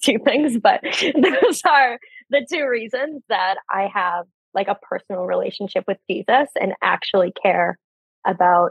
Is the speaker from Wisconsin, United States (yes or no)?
yes; Wisconsin, United States; moved away as an adult; also born or lived in Orlando, Florida; now in Atlanta, United States; I am originally from Wisconsin